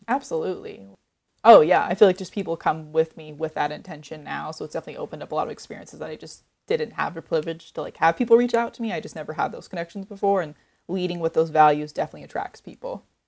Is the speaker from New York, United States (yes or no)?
no; Oregon coast, United States; I grew up on the Oregon coast